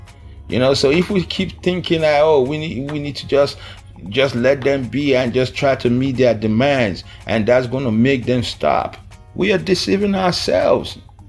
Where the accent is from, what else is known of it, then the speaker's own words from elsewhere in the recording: Niger Delta, Nigeria; Is it because I'm from the Niger Delta region of this country?